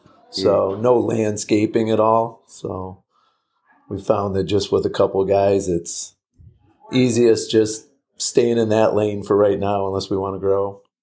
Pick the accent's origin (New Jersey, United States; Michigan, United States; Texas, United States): Michigan, United States; Ann Arbor; Yeah, I'm from the Ann Arbor, Michigan area.